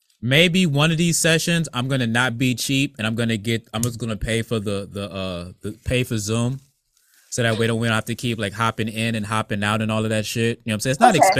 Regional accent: Bertie County, North Carolina, United States; And I can say it's my hometown in North Carolina.

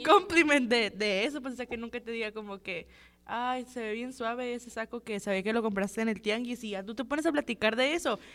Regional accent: Guatabampo, Sonora, Mexico; yo también soy de que un pueblito bien chiquito, yo soy de Guatabampo

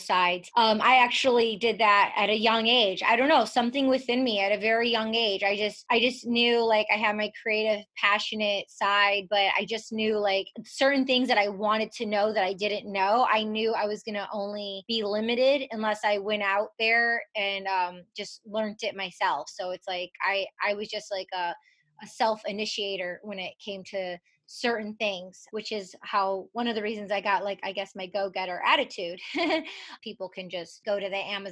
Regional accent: outside of Detroit, Michigan, United States; I was born and raised outside of Detroit, Michigan

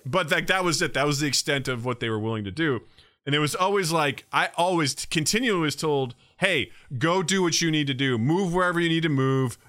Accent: Kirksville, Missouri, United States; moved away as an adult; growing up in Kirksville, I mean, I kinda knew our neighbors

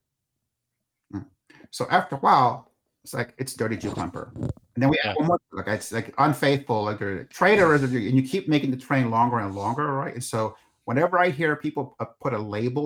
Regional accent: New York City, New York, United States; I grew up in New York City

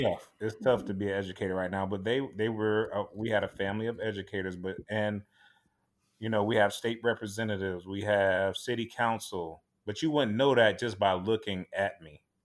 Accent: Tampa, Florida, United States; born and raised here in Tampa, Florida

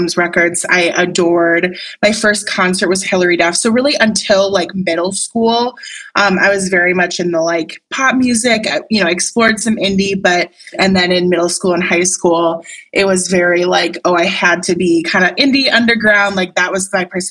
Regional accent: Wisconsin, United States; I grew up in Wisconsin.

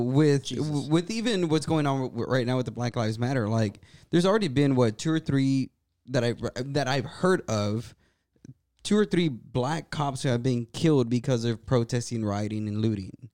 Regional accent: Brownsville, Texas, United States; I come from Brownsville, Texas, right? That's a border town.

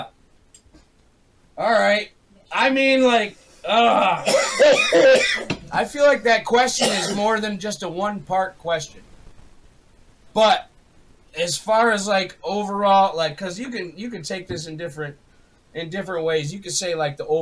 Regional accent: Pontiac, Michigan, United States; I was born in Pontiac, Michigan in 1986

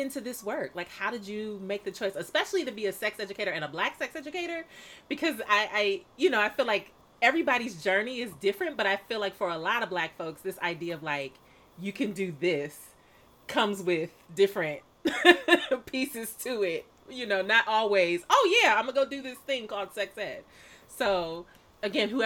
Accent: Milwaukee, Wisconsin, United States; that's where I'm from

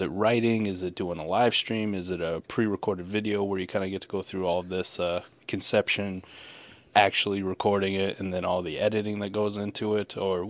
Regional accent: Iowa, United States; I'm from Iowa

